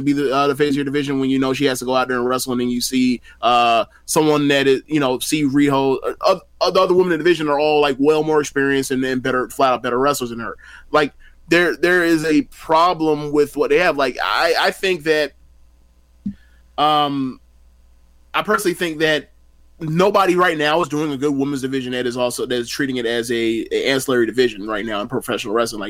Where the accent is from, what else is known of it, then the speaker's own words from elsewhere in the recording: United States; me as an American